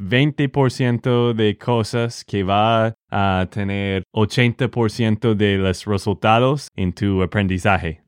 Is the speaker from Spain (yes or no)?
no; Texas, United States; de Texas, Estados Unidos